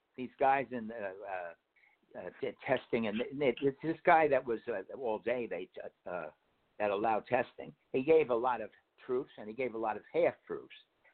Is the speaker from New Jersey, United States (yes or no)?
yes; Hardyston, New Jersey, United States; There's somebody from my hometown, Hardiston.